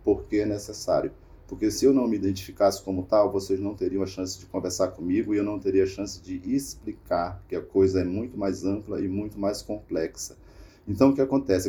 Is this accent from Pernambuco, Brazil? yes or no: no; Raposa Serra do Sol, Roraima, Brazil; Eu sou da Raposa e Serra do Sol